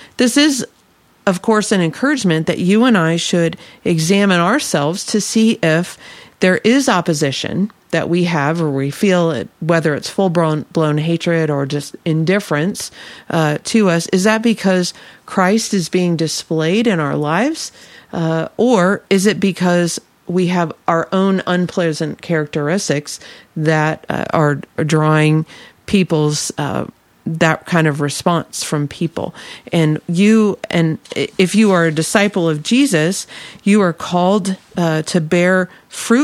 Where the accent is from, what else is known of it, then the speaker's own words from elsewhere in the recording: Illinois, United States; I grew up in Illinois